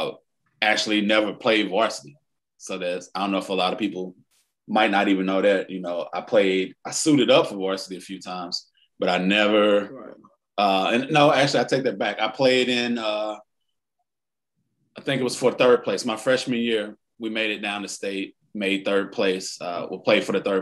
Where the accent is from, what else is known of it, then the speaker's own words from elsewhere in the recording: St. Louis, Missouri, United States; I grew up in Walnut Park